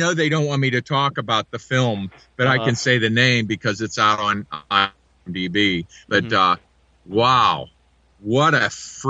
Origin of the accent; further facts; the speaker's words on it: Pittsburgh, Pennsylvania, United States; I'm from Pittsburgh.